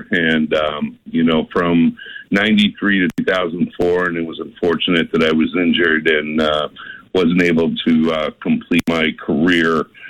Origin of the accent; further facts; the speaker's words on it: Boston, Massachusetts, United States; moved away; also born or lived in southern New Hampshire; I grew up in South Boston, as you know, and kind of grew up more in my later years into about 40 miles north in southern New Hampshire.